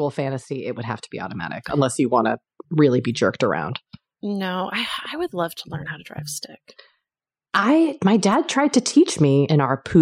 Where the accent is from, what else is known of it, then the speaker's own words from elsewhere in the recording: United States; Well, anyway, we're screwed. We're American.